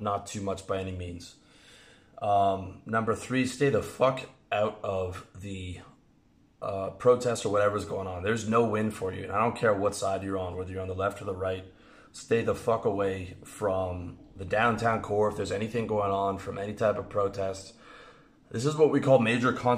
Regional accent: Canada; moved away; I'm from Canada

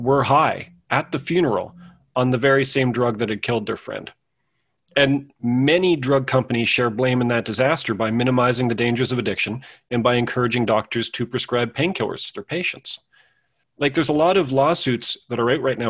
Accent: Canada; I was born in Canada sometime in the mid-70s.

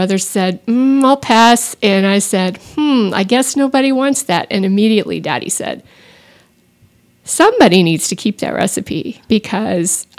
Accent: Austin, Texas, United States; I grew up in Austin

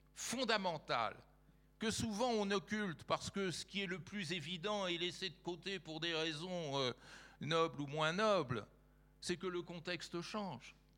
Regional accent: France; en tant que Français

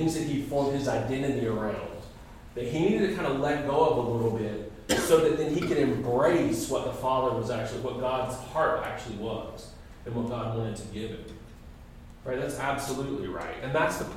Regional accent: United States

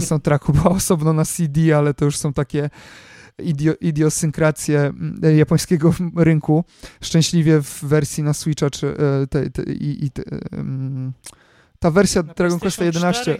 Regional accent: Poland; jestem z Polski

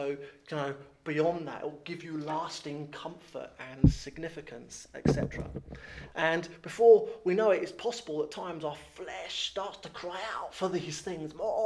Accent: Thames Estuary, England, United Kingdom; I was born in the Thames Estuary, or grew up in the Thames Estuary, so it's been very hard to gain a posh accent.

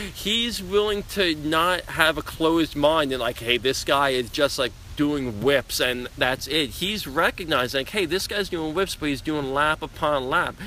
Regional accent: Long Island, New York, United States; growing up on Long Island

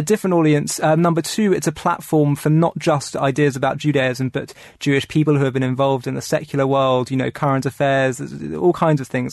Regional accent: London, United Kingdom; I grew up in London

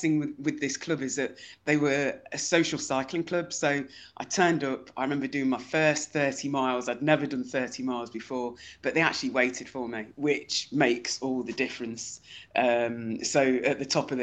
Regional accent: Leicester, East Midlands, United Kingdom; I'm from Leicester in the Midlands in England

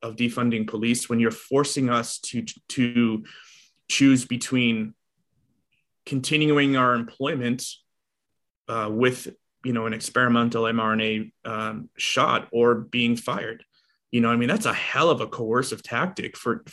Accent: Boston, Massachusetts, United States; moved away as an adult; now in Los Angeles, United States; I was born and raised in Boston. You know, I moved out here in 2008

